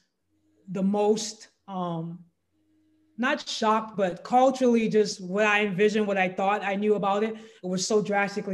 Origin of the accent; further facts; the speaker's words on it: Louisiana, United States; I grew up in Louisiana.